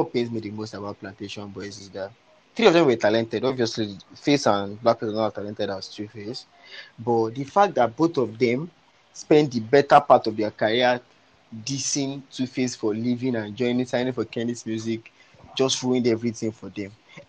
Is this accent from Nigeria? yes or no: yes; Nigeria; when I was still growing up in Suleri